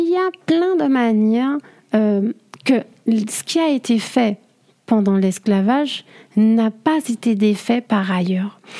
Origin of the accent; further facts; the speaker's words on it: Martinique; je suis martiniquaise